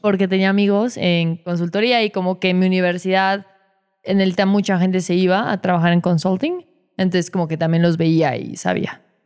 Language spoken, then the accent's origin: Spanish; Mexico; soy mexicana